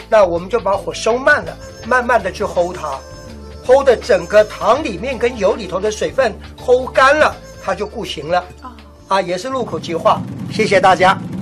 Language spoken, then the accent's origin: Chinese; Taipei, Taiwan; 我们台北这边